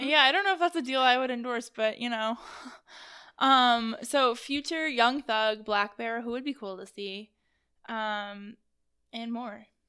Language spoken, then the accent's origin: English; East Coast, United States; now in Columbus, United States; I'm from the East Coast